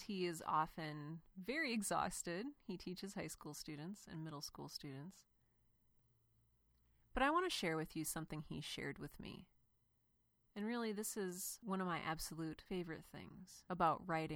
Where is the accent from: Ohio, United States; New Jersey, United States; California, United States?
Ohio, United States; Cleveland; I grew up in Cleveland, and my dad was a pastor